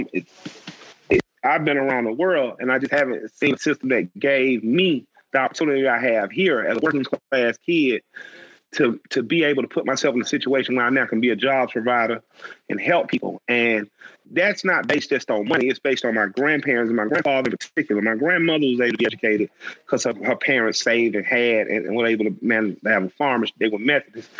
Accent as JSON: {"language": "English", "town": "Atlanta", "region": "Georgia", "country": "United States", "tie": "born or raised there", "said": "I grew up in Atlanta, a very special place on the West Side, where I got to go to the West End"}